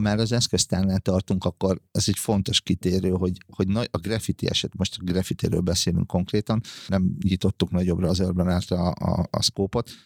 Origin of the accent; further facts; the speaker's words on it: Hungary; még gyerekkoromban, vagyis abban a korban nőttem fel, amikor a graffiti bűn volt, ö, Magyarországon